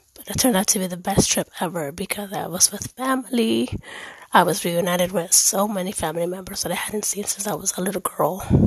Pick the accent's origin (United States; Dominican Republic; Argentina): Dominican Republic; also born or lived in Germany; I am Dominican. I was born in Erlich in Germany